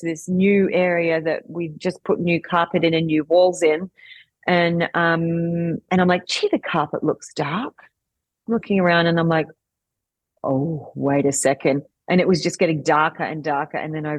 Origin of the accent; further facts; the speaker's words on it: Australia; because as you can probably hear from my accent, I'm Australian.